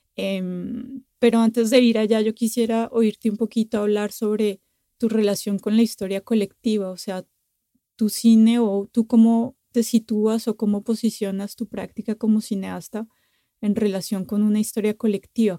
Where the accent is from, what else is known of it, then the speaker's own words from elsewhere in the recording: Bogotá, Colombia; now in France; yo crecí en Bogotá